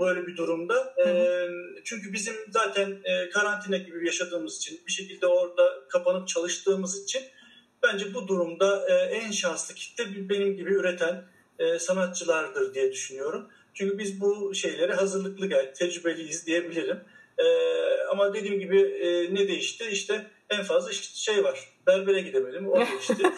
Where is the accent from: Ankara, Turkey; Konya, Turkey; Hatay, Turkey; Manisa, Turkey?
Konya, Turkey; Akşehir; moved away as an adult; also born or lived in Istanbul; Ben 1981 e, Akşehir doğumluyum. Yani Konya Akşehir. ve ilk orta ve lise eğitimimi orada gördüm